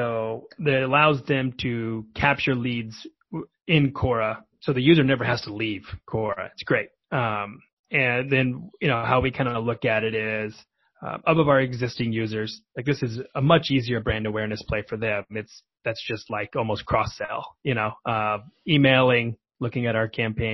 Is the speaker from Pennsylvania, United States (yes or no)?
no; Oklahoma, United States; moved away as an adult; also born or lived in Washington, D.C. / Denver; now in Bay Area, United States; I'm from Middle America, Oklahoma, where product marketing wasn't really a thing.